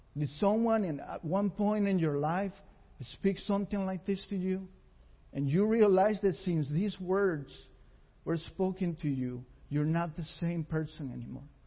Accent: Costa Rica; moved away; we were raised together in Costa Rica with nothing

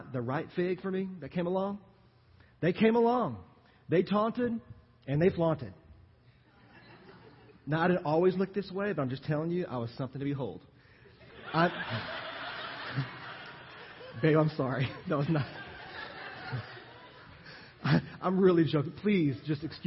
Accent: Louisiana, United States; moved away as an adult; now in Texas, United States; I am from Louisiana

